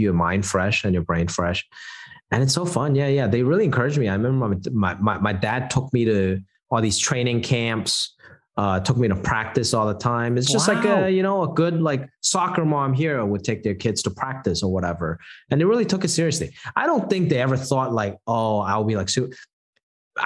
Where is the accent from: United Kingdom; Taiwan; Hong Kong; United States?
Hong Kong; moved away; I grew up in Hong Kong